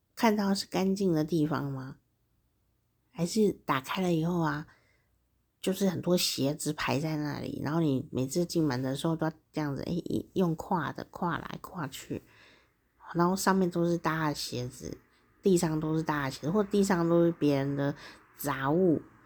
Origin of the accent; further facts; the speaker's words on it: Taichung, Taiwan; 台中是我家乡嘛，哦，台湾台中